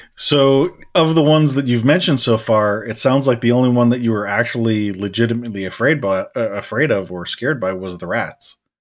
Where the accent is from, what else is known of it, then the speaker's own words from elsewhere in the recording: United States; us being American